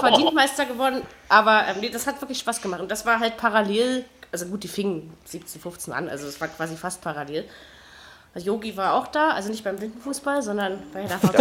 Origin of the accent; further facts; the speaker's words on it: Luckenwalde, Brandenburg, Germany; now in Berlin, Germany; Das ist quasi direkt neben Lockenwalde, meiner Heimatstadt